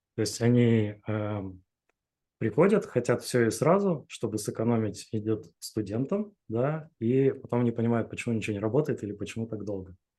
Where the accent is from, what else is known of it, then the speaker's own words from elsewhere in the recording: Chelyabinsk, Chelyabinsk Oblast, Russia; moved away as an adult; now in Saint Petersburg, Russia; Да, я из Челябинска родом